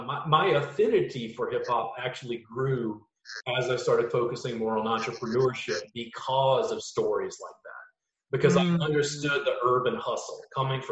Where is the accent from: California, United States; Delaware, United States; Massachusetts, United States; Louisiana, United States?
Louisiana, United States; Growing up in Louisiana, I just was immersed in like roots music, blues, jazz, funk, and whatever